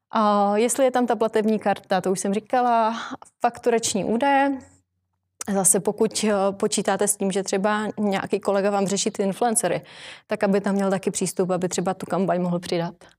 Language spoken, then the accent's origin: Czech; Ostrava, Moravian-Silesian Region, Czechia; now in Prague, Czech Republic; žiju v Praze, že jako často cestuju do Ostravy, protože jsem z Ostravy